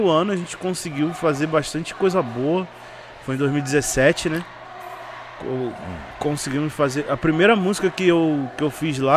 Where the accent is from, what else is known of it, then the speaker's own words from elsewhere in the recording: Rio de Janeiro, Brazil; now in São Paulo, Brazil; eu ainda não entendi o funk de São Paulo, né? Que eu sou do Rio.